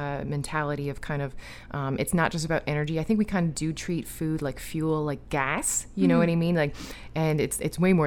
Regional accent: Newfoundland and Labrador, Canada; I'm from Newfoundland

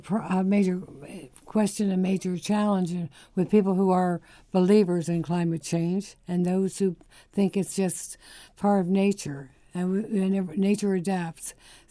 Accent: Pennsylvania, United States; I grew up in Pennsylvania and outside of Philadelphia.

